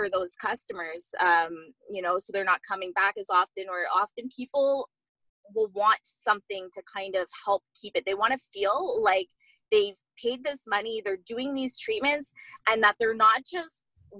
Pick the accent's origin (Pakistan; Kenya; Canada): Canada; Montreal, Quebec; also born or lived in Vancouver; I'm actually from Montreal